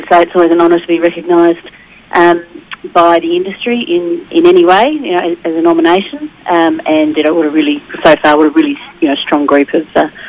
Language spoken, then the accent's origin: English; Sydney, New South Wales, Australia; moved away; I grew up in Sydney, in the northern suburbs of Sydney